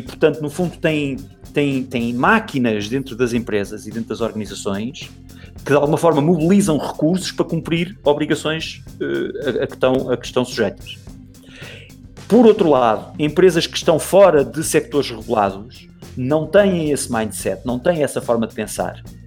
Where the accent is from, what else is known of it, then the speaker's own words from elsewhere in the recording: Portugal; moved away as an adult; now in Brazil; sou português